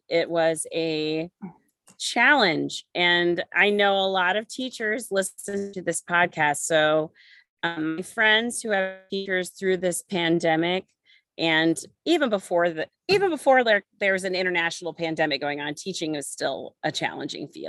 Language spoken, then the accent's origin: English; Jefferson City, Missouri, United States; moved away as an adult; also born or lived in Columbia, Missouri; now in Blue Springs, United States; I am actually a true Midwest gal. I am from Jefferson City, Missouri